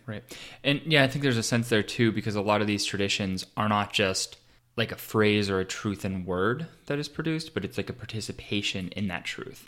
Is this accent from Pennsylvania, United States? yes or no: yes; Pittsburgh, Pennsylvania, United States; I'm from Pittsburgh, and there's a big sports rivalry